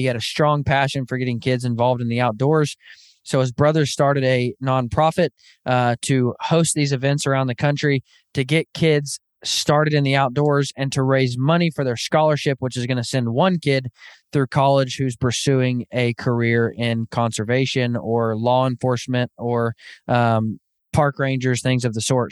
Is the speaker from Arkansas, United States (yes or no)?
yes; Northwest Arkansas, United States; now in Kansas, United States; I actually grew up, born and raised in Northwest Arkansas